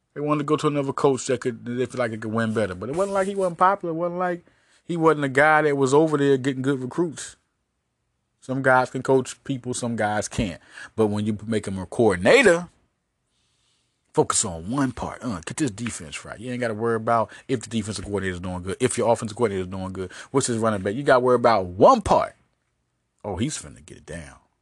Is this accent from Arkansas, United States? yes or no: yes; Arkansas, United States; I was raised in Arkansas